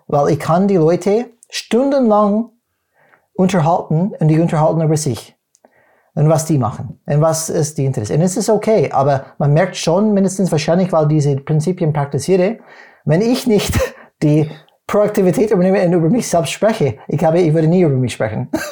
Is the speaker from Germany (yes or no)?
no; United States; German is a second language; moved away; als Amerikaner